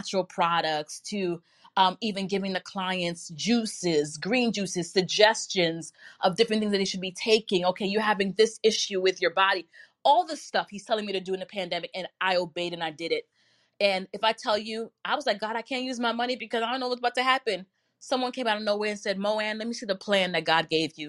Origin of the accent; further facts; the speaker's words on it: New York, United States; I live in New York and I've born and raised in New York all my life